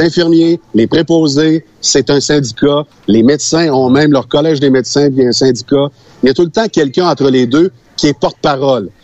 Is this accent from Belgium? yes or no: no; Sainte-Séraphine, Quebec, Canada; je suis euh, de Saint-Fortuna